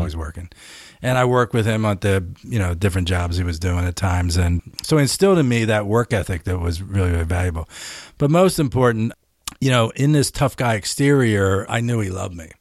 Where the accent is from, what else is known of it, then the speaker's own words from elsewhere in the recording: Philadelphia, Pennsylvania, United States; Where I grew up in Philly